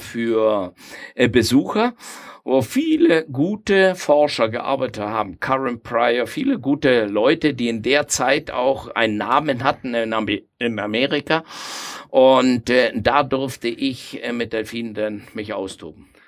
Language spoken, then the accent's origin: German; Argentina; moved away as an adult; now in Nuremberg, Germany; ich stamme aus Argentinien